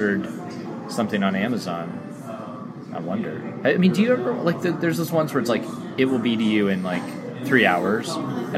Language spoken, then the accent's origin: English; Tucson, Arizona, United States; growing up on Northwest Tucson, like, in my era, my age